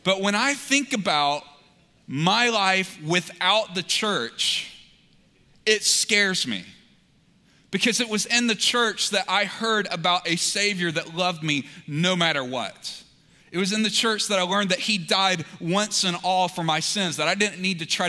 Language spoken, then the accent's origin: English; Montgomery, Alabama, United States; So I was born in Montgomery, Alabama.